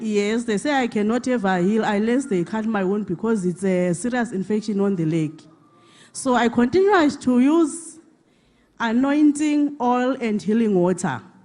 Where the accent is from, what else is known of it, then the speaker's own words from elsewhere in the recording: Zimbabwe; now in South Africa; I come from Zimbabwe, permanently staying in South Africa